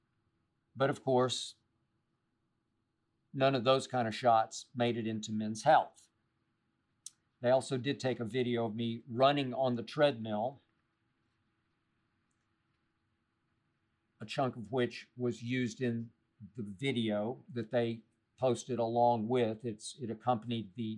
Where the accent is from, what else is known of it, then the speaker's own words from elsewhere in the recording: Oklahoma City, Oklahoma, United States; moved away; I grew up in Oklahoma City.